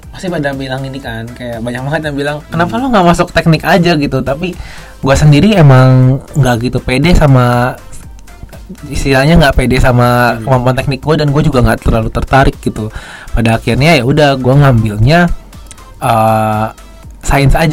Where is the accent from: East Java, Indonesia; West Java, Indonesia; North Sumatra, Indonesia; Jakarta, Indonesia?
Jakarta, Indonesia; karena gue kebetulan gue gede di Jakarta